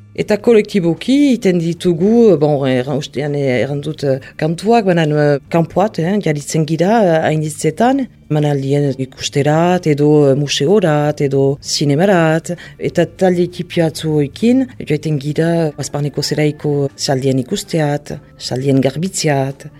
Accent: Mendionde, Nouvelle-Aquitaine, France; now in Hasparren, France; Lekornen sortua naiz eta orain uh, azparnen bizi

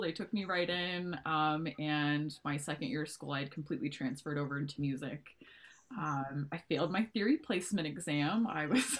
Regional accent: Montana, United States; also born or lived in Texas; I've been in Montana for the last, oh, I don't know, 20 years of my life. So um, I grew up in a really rural, rural community in uh, Montana

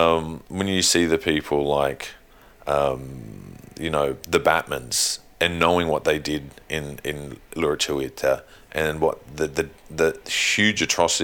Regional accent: hometown with Dangar Street, New South Wales, Australia; why is there a main street in my hometown called Dangar Street, named after Henry Dangar

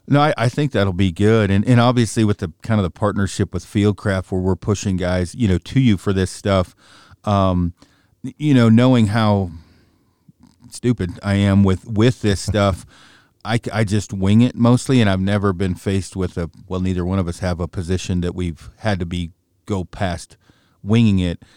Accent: Oregon, United States; I'm from Oregon

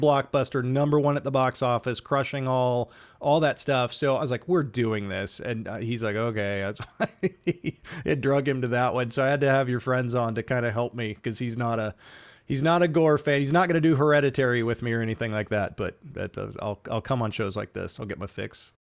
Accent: United States; My my hometown theater closed and it may never reopen, and I'm I'm gonna have to drive into Kansas City to go to a movie

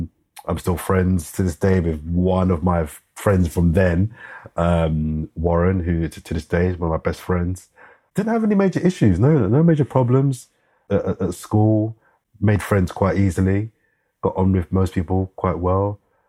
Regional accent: London, United Kingdom; also born or lived in Brockley / West Dulwich; Born and raised in Brixton, for those that know South London. Born in Brixton. I grew up in South London. So I lived in Brixton for a couple of years after I was born.

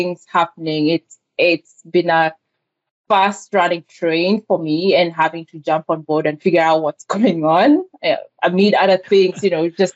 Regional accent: Kenya; English is a second language; moved away as an adult; also born or lived in Georgia, United States; now in Atlanta, United States; I was born and raised in Kenya

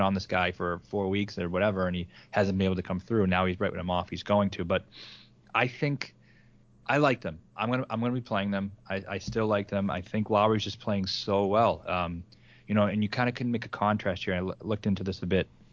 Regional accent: Massachusetts, United States; I'm from Massachusetts

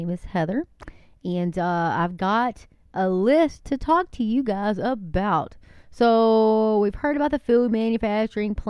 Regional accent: Texas, United States; I am a Texan, and yes, we love our guns, and we love our pickup trucks.

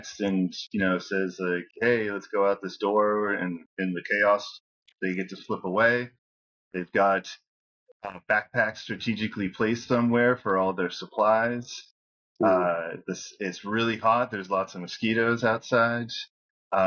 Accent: New England, United States; I'm from New England

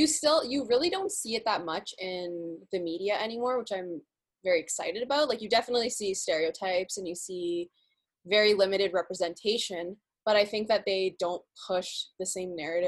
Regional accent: Pakistan; But, like, I'm Pakistani and Muslim.

